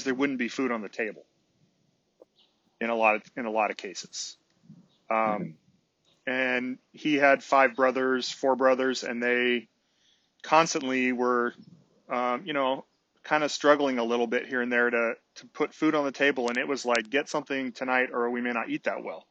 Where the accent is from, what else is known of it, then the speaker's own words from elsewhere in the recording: San Francisco Bay Area, California, United States; I grew up out on the West Coast in the San Francisco Bay Area.